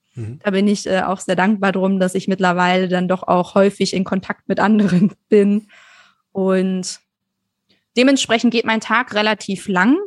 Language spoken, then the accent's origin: German; Germany; wir uns als Deutsche